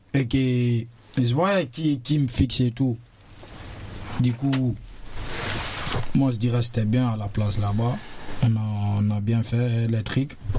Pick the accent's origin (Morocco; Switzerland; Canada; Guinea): Guinea; now in France; je viens de la Guinée-Conakry. Ça fait bientôt 4 ans que je suis en France.